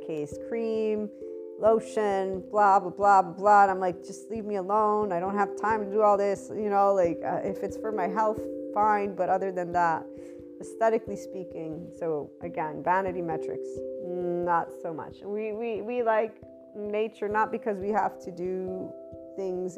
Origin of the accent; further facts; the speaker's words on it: United States; also born or lived in Southern Italy; I'm an American and Italian, I'm bicultural, but I have primarily American schooling, so that's my predominant culture